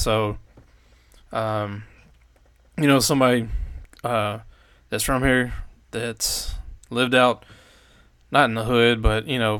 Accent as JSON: {"language": "English", "town": "Nashville", "region": "Tennessee", "country": "United States", "tie": "born or raised there", "said": "And so I grew up in Madison, East Nashville area"}